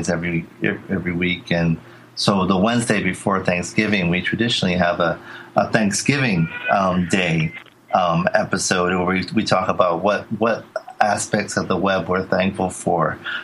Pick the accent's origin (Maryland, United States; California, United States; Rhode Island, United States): Rhode Island, United States; moved away; I'm from Rhode Island originally.